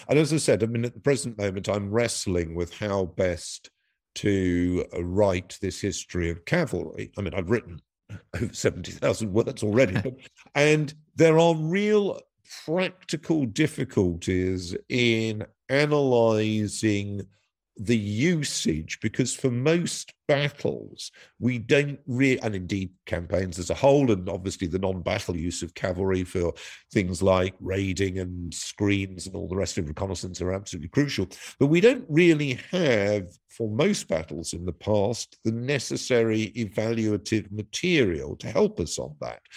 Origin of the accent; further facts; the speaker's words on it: United Kingdom; my country, Britain